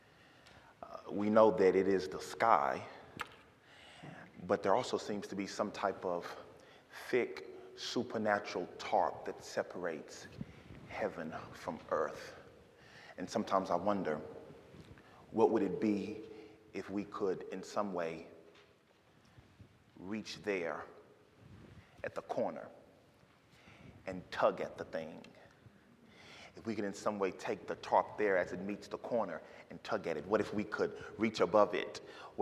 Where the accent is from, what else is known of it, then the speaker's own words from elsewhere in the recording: Dallas, Texas, United States; moved away as an adult; also born or lived in St. Louis / Arkansas; now in Memphis, United States; I grew up my whole life in Dallas, Texas, and now I live in Memphis